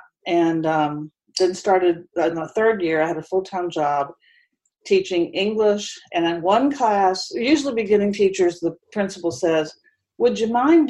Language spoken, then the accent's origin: English; Huntington, West Virginia, United States; moved away as an adult; now in Charlotte, United States; I grew up in Huntington, West Virginia